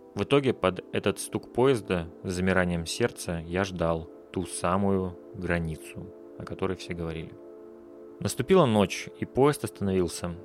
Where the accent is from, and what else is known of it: Russia; born or raised there; moved away as an adult; now in Riga, Latvia